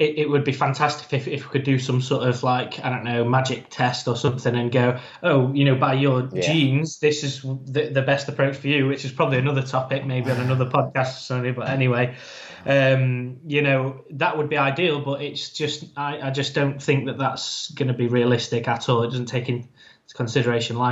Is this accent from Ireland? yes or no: yes; Ireland; I'm an Irish man, so there's a saying in my family